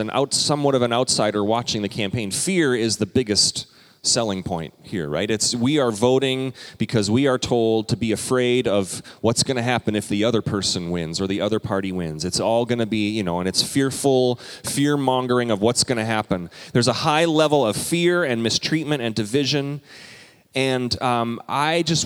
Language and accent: English; Canada; now in United States; I'm a Canadian citizen